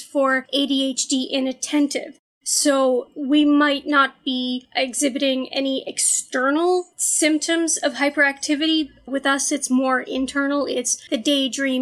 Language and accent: English; Canada; I'm a Canadian reporter